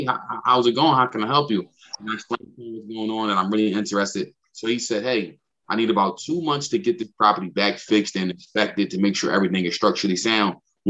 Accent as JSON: {"language": "English", "town": "Philadelphia", "region": "Pennsylvania", "country": "United States", "said": "I'm from Philadelphia"}